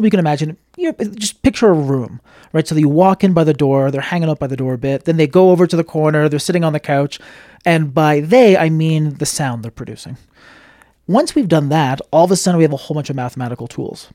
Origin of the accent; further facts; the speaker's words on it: Montreal, Quebec, Canada; I'm from Montreal, Canada